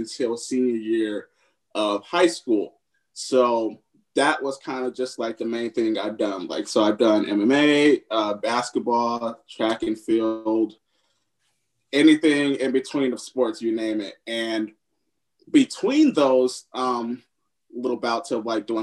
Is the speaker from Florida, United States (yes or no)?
no; Upland, California, United States; moved away as an adult; also born or lived in Los Angeles, California; now in Atlanta, United States; I'm from the IE as well. I'm from Upland, California